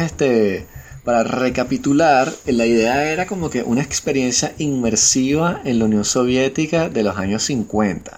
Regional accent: Venezuela; moved away; yo que vengo de Venezuela

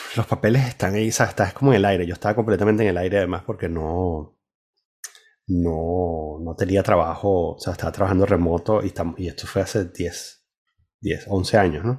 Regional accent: Venezuela; moved away; also born or lived in Spain; la única vez que fui a Venezuela después de, de haber salido, eh, lo que sentí, o sea, sí, cuando entré a casa de mis padres

